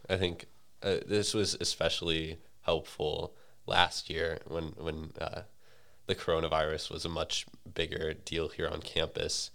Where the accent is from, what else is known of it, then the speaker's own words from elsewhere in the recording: St. Louis, Missouri, United States; I'm from Saint Louis